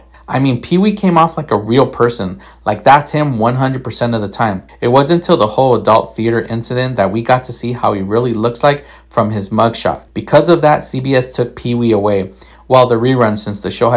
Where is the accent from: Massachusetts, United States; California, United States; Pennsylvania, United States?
California, United States; East Los Angeles; I watched it with my older brother while growing up in East